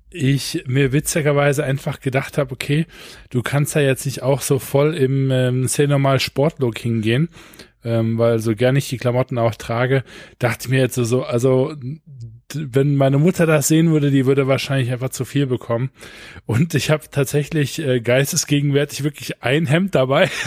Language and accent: German; Düsseldorf, North Rhine-Westphalia, Germany; ich komme aus Düsseldorf, ich bin in Oberkassel zur Schule gegangen